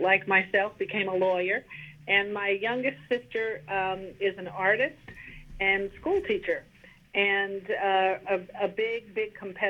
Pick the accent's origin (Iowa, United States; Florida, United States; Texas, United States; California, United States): Texas, United States; Meridian; So I grew up in Central Texas in Bosque County in a small town called Meridian, Texas. And my father was a pharmacist and owned the local drugstore.